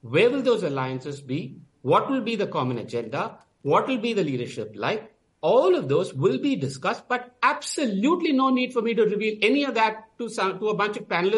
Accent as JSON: {"language": "English", "region": "Tamil Nadu", "country": "India", "said": "I come from Tamil Nadu."}